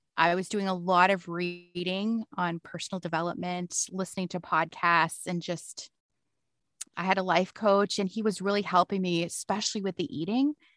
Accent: London, Ontario, Canada; also born or lived in Toronto; I moved back to my hometown. Is I live in London, Ontario

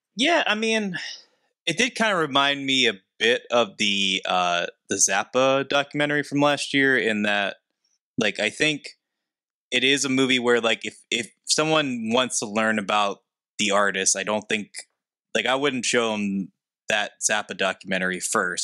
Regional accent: hometown where Andy Warhol is buried, Pennsylvania, United States; he's buried in my hometown

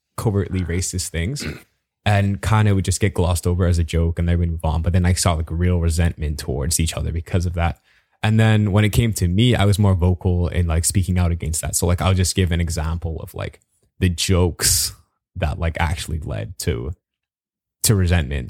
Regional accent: Bahamas; moved away; I'm from the Bahamas.

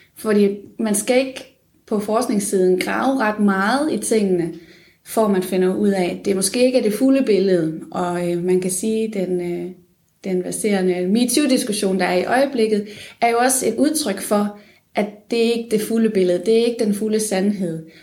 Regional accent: Funen, Southern Denmark, Denmark; moved away as an adult; also born or lived in Odense; now in Aarhus, Denmark; jeg er oprindelig fra Fyn

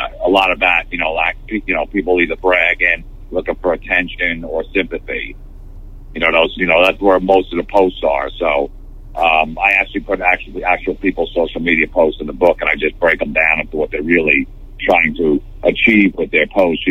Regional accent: New Jersey, United States; growing up in New Jersey

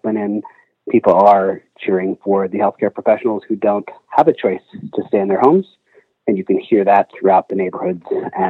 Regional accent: Canyon, Texas, United States; moved away as an adult; now in Brooklyn, United States; I grew up in Canyon, Texas, and went to WT. And I now live in Brooklyn, New York for the last 19 years.

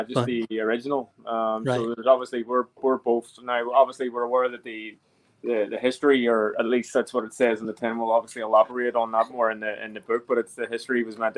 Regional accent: County Antrim, Northern Ireland, United Kingdom; We're both from County Antrim

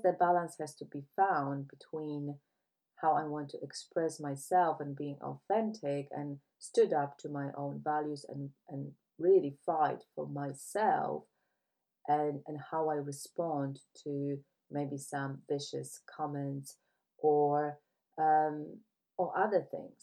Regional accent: Poland; now in United Kingdom; I left my home country because I couldn't see the tolerance for other people. When you look at Poland, it's predominantly white country

